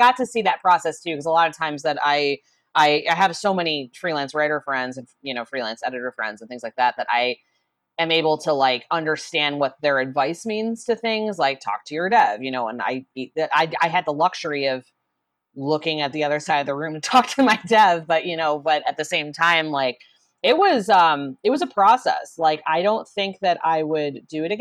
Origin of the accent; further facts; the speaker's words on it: Chicago, Illinois, United States; accent: Chicago; there's my Chicago accent